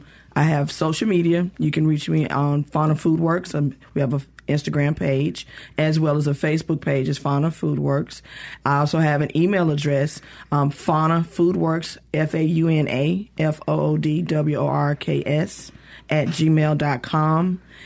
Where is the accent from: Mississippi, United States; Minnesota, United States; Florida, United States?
Mississippi, United States; West Point; also born or lived in Jackson, Mississippi / New Orleans, Louisiana / Atlanta, Georgia; I grew up in West Point, Mississippi.